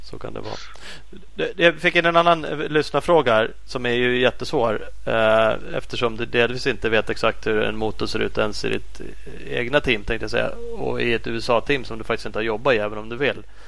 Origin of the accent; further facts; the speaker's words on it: Sweden; som svensk